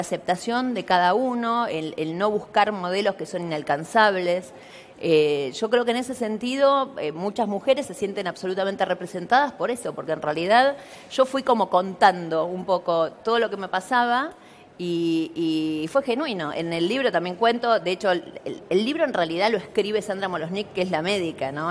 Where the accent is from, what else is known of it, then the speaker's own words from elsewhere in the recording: Buenos Aires, Argentina; now in Pilar, Argentina; yo hoy vivo en un barrio privado en Pilar, pero nací en Villa Soldati